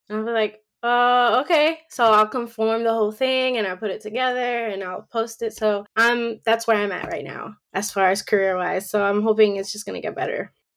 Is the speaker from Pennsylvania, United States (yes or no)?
no; New York, United States; moved away as an adult; now in Georgia, United States; I was born and raised in New York. So it was like my first time being, living anywhere other than New York.